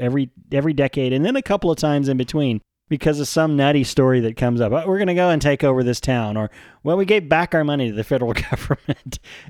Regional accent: Wink, Texas, United States; Yeah. I grew up in Wink, which is 30 miles away

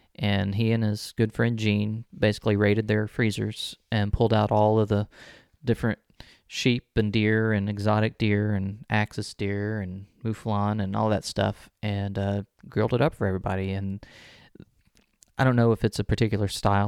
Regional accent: Texas City, Texas, United States; also born or lived in College Station; growing up in Texas City

